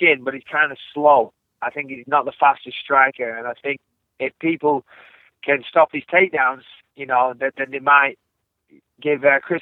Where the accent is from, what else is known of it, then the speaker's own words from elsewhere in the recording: England, United Kingdom; I'm English